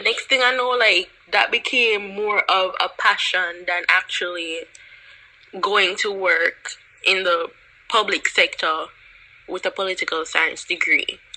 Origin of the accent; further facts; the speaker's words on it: Jamaica; moved away; also born or lived in Toronto, Canada; I am from Jamaica, the number one island in the Caribbean.